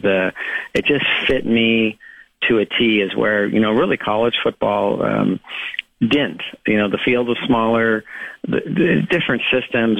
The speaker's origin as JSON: {"language": "English", "town": "Los Angeles", "region": "California", "country": "United States", "tie": "born or raised there", "said": "I grew up in Los Angeles"}